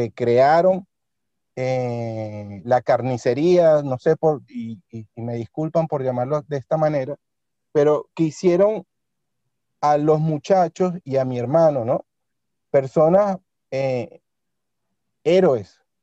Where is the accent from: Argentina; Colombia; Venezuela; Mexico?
Venezuela; moved away as an adult; now in Spain; mi país de origen